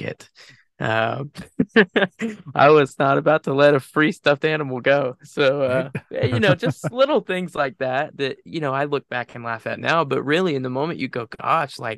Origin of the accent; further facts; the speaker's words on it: Enterprise, Alabama, United States; I'm from Enterprise, so it's about 30-ish minutes away from where I'm at.